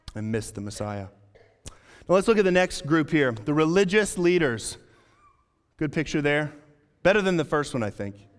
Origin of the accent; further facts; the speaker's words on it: Amarillo, Texas, United States; our local hockey team in Amarillo, Texas. We had about two hundred thousand people that lived in my hometown.